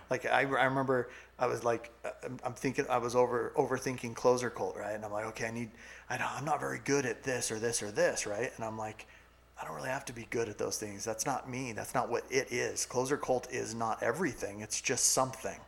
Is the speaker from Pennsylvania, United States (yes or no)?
no; California, United States; also born or lived in New Mexico; now in Utah, United States; I grew up in California beach community or beach you know environment.